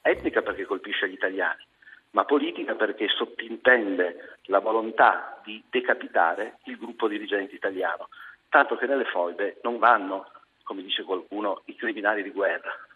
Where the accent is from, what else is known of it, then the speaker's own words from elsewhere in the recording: Piedmont, Italy; io sono piemontese, di famiglie